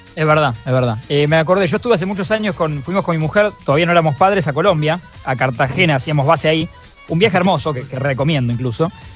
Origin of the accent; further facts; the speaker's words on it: Argentina; nuestra ansiedad como argentinos y cómo es la gastronomía acá